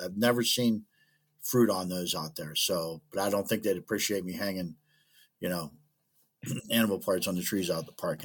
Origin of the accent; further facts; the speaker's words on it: Clinton, United States; I grew up out in Clinton and wasn't a whole lot around there